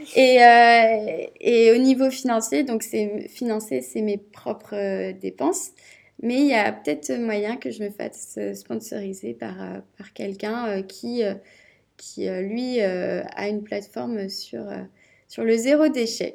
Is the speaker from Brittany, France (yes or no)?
yes; Rennes, Brittany, France; je suis rennaise de base